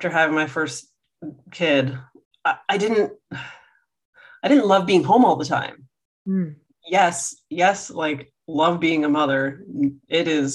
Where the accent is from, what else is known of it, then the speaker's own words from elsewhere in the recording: outside of Toronto, Ontario, Canada; I grew up outside of Toronto